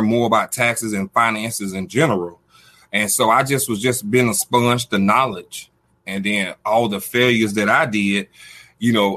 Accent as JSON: {"language": "English", "town": "Albany", "region": "Georgia", "country": "United States", "also_born_or_lived": "Dallas-Fort Worth, Texas", "said": "I'm stationed here from Georgia, you know, Albany, Georgia, southwest of Atlanta, the little A. And then I'm up here at the headquarters in Dallas-Fort Worth"}